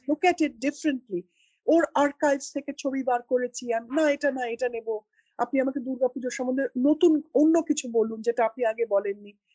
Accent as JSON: {"language": "Bangla", "town": "Kolkata", "region": "West Bengal", "country": "India", "moved": "yes", "lives_now": "Delhi, India", "said": "Calcutta is in my heart and home"}